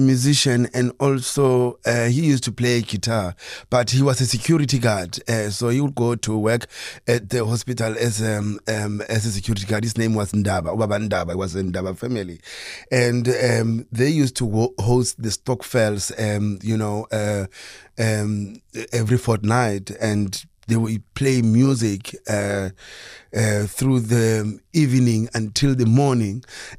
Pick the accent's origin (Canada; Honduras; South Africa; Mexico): South Africa; Soweto, Gauteng; I grew up in Soweto, even though I was born in the north. Most of my teen and my times I spent it in Soweto